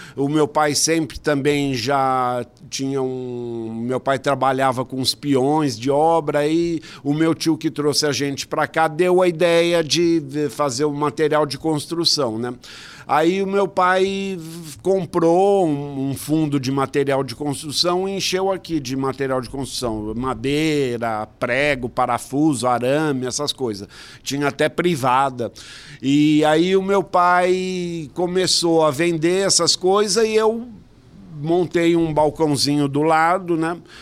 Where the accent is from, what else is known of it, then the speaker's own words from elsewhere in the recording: São Paulo, Brazil; a gente veio da periferia de São Paulo, zona leste do Itaim Paulista. E quando a gente mudou para cá, em 68, eu tinha 11 anos